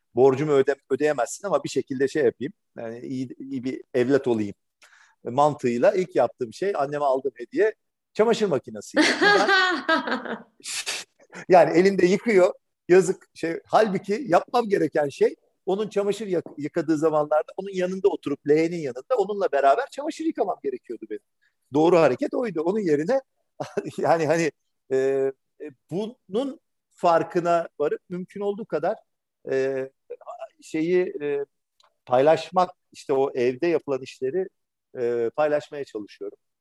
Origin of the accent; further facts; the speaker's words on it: Istanbul, Turkey; bin dokuz yüz seksenlerin Türkiye'sinde İstanbul'da yetişmiş, e, biri olarak